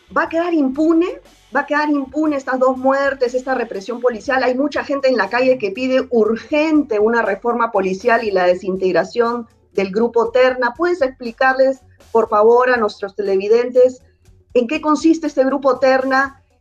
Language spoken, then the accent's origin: Spanish; Peru; yo como ciudadana peruana